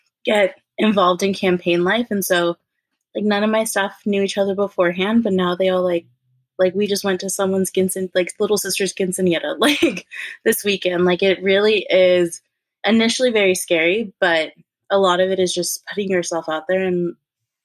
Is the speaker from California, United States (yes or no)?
yes; Inland Empire, California, United States; moved away as an adult; also born or lived in Los Angeles, California; I grew up in the Inland Empire in California